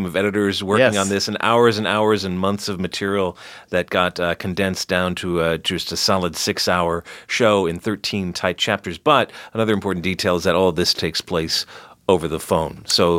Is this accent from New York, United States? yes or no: no; Los Angeles, California, United States; born or raised there; also born or lived in Chicago